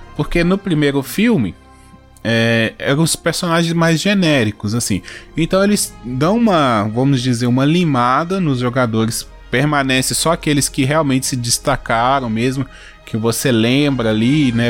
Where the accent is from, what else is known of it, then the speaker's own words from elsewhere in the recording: Brazil; eu que sou brasileiro